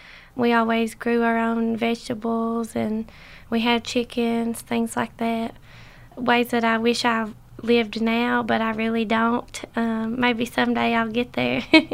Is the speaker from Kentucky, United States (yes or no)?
yes; Big Cowan, Letcher County, Kentucky, United States; also born or lived in Lexington, Kentucky; I grew up on Big Cowan in Letcher County, Kentucky. I've lived kind of all over the county and in Lexington, Kentucky, but I'm back here living now.